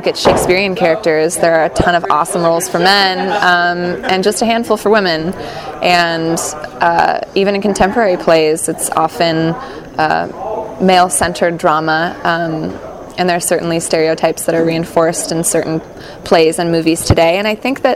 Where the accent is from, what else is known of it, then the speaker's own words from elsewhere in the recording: San Francisco Bay Area, California, United States; also born or lived in Santa Barbara; now in Irvine, United States; I'm from the Bay Area